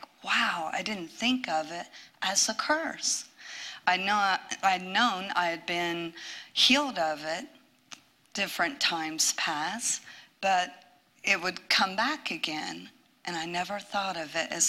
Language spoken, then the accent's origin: English; Ohio, United States; moved away as an adult; I'm from Ohio